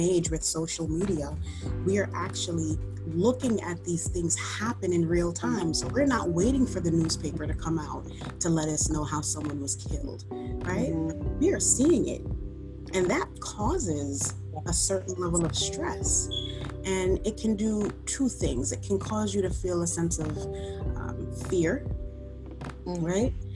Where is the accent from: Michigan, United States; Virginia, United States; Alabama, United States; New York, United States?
New York, United States; New York City; I am a city girl, born and raised in the Bronx